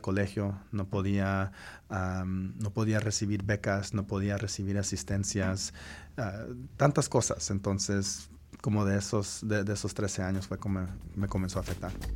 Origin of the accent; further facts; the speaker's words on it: United States; also born or lived in Guatemala; aquí crecí. He estado, he estado en los Estados Unidos desde que tenía tres meses